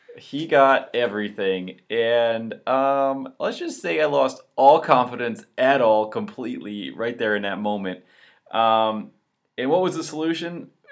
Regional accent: Walloon Lake, Michigan, United States; also born or lived in Chicago; I'm actually from northern Michigan, uh, Walloon Lake specifically

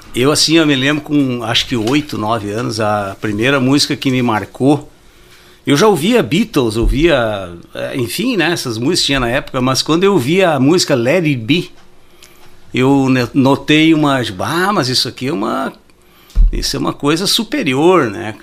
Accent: Santo Ângelo, Rio Grande do Sul, Brazil; moved away as an adult; now in Ijuí, Brazil; eu nasci em Santo Ângelo em 1962

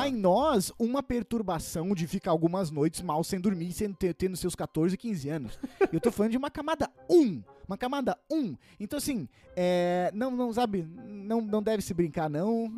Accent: interior of Paraná, Brazil; moved away; eu tava lá na minha cidade natal, interior do Paraná

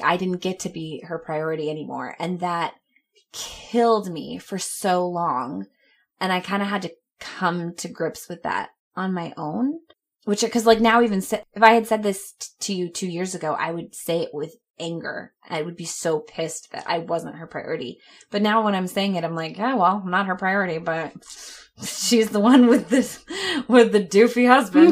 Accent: Clearwater, Florida, United States; also born or lived in Orlando, Florida; when we would come back home to Clearwater

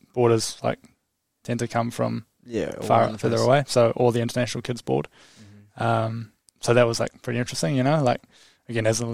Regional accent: Te Awamutu, Waikato, New Zealand; born or raised there; also born or lived in Cambridge, New Zealand

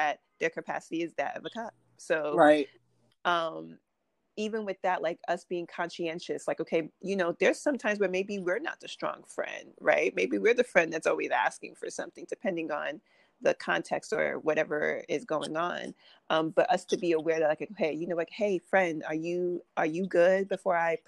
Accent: New York City, New York, United States; I was born and raised in Brooklyn

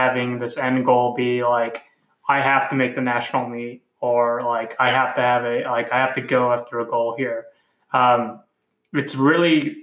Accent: California, United States; moved away; I'm Hispanic, and I'm originally from California

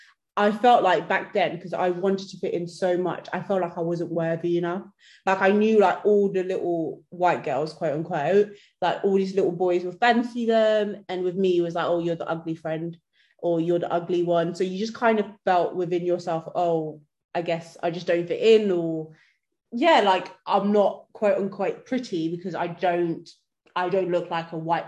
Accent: Netherlands; also born or lived in Sierra Leone; now in United Kingdom; I grew up in Holland.

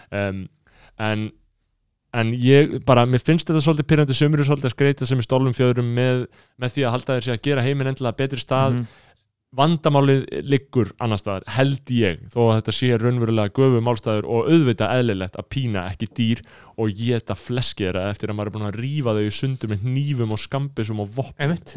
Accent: Reykjavík, Capital Region, Iceland; Við búum í borginu, við erum reykvingar Við erum fættir á mölinni

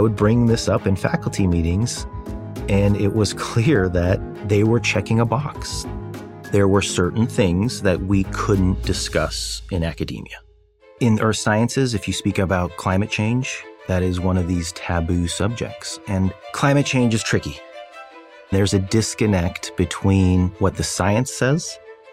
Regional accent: Fresno, California, United States; also born or lived in Wrocław, Poland / Chicago, Illinois; I grew up in Fresno, California, where we received political asylum and eventually citizenship

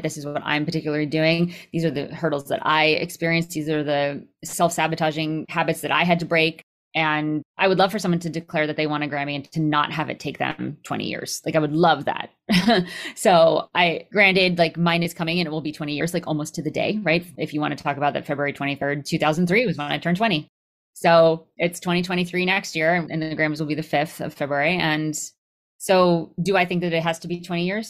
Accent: Connecticut, United States; growing up in Connecticut

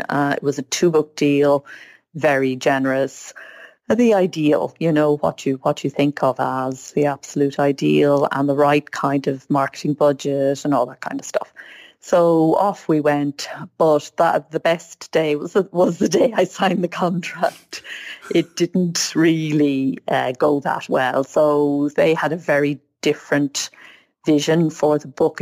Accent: Ireland; I grew up in Ireland where being a writer meant being Yeats or Joyce

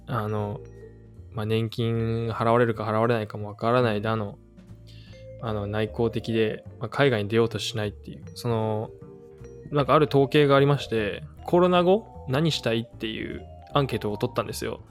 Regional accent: Aichi, Japan; moved away as an adult; also born or lived in United States / Nagoya; now in Vancouver, Canada; 愛知県生まれです

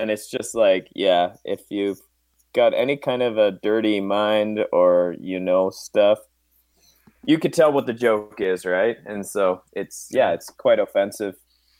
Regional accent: Canada; I need to go back to being Canadian again.

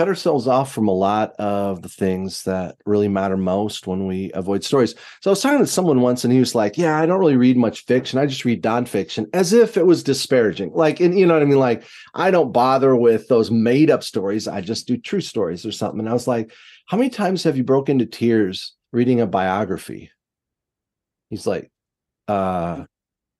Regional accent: United States; what I grew up with in America

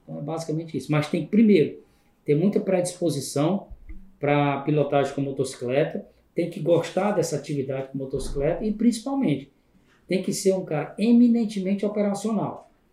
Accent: Fortaleza, Ceará, Brazil; Cresci aqui em Fortaleza, no bairro de Periferia, aqui no João 23

